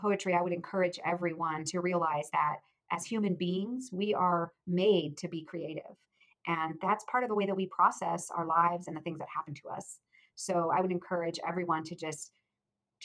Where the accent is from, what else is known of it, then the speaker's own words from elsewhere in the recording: Akron, Ohio, United States; I grew up in Ohio, in Akron, Ohio